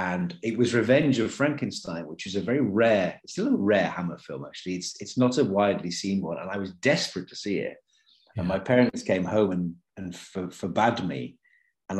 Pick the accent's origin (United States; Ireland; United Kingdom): United Kingdom; moved away as an adult; And it was filming in my hometown.